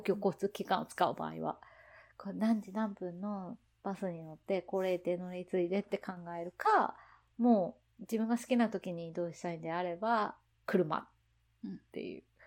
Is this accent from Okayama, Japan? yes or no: no; Hiroshima, Japan; moved away; 自分の田舎、田舎広島なんですけど